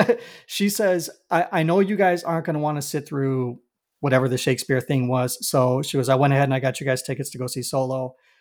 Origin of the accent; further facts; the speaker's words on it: Chicago, Illinois, United States; I'm a born and raised Southsider